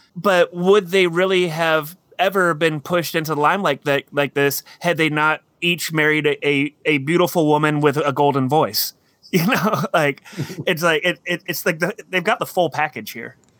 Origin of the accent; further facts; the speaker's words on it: United States; as an American